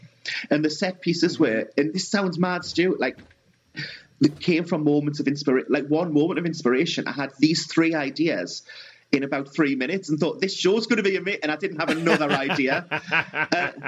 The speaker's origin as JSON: {"language": "English", "area": "South Tyneside", "region": "North East England", "country": "United Kingdom", "said": "We're both from South Tyneside"}